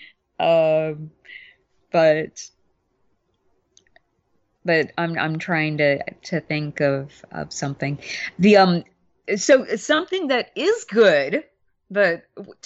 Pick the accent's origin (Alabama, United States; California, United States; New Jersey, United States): Alabama, United States; Mobile; Mobile, where I grew up in Alabama